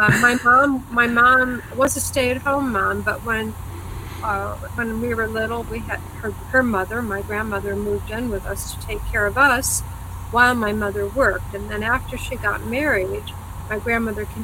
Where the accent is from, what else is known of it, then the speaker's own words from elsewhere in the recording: New York, United States; also born or lived in Texas / Rochester, New York; I was born in Texas. Texan, and I was born in Texas. But I came to New York State when I was just a babe in arms.